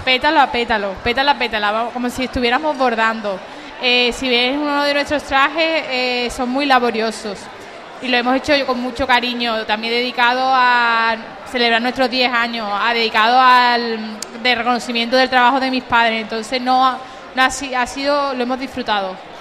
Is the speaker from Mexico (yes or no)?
no; Umbrete, Andalusia, Spain; yo soy de Umbrete y allí tenemos una casa con un patio